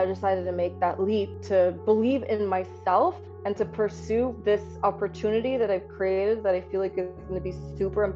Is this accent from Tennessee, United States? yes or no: no; San Antonio, Texas, United States; moved away; I grew up in San Antonio, Texas, but my parents did come over from India